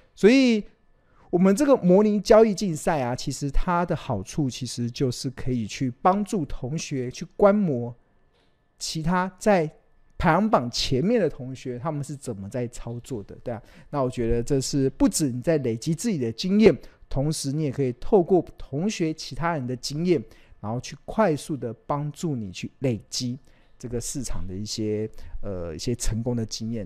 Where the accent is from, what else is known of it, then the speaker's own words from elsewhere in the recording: Taiwan; 我们身为台湾人